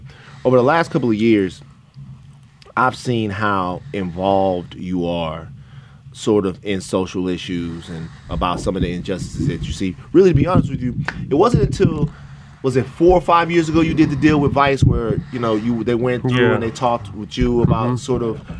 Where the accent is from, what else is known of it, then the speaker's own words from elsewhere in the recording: Louisiana, United States; I'm from Louisiana.